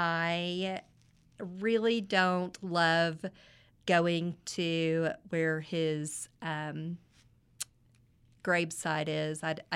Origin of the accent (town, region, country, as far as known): Midland, Texas, United States; born or raised there